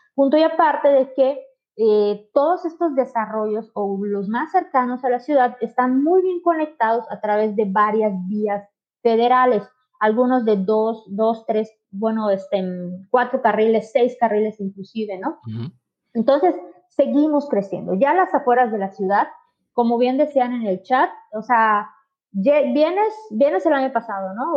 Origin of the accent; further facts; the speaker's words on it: Mérida, Yucatán, Mexico; yo soy de Mérida, este, en Yucateca. Casi toda mi vida he vivido en Yucatán.